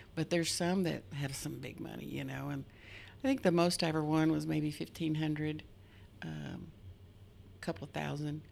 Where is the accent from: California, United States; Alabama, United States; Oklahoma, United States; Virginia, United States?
Oklahoma, United States; Wolf; I'm from Wolf, Oklahoma